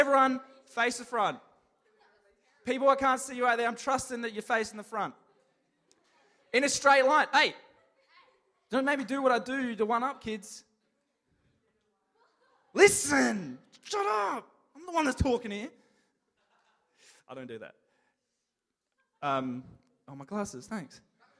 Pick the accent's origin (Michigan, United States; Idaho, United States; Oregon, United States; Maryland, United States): Michigan, United States; Detroit; From Detroit. I'm from Detroit.